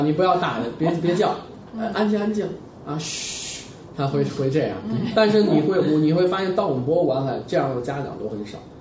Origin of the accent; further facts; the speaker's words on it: China; 我们中国人